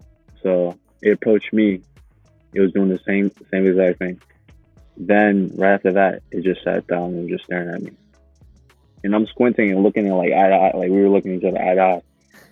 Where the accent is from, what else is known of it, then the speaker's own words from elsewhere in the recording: Uganda; moved away; ever since we came from Uganda